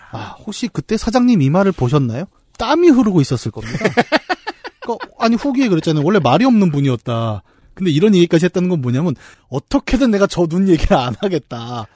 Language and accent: Korean; Bucheon, Gyeonggi Province, South Korea; 부천 사람으로서